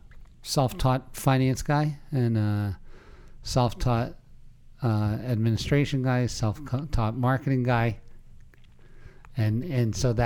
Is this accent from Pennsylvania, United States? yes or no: yes; Pennsylvania, United States; In Pennsylvania.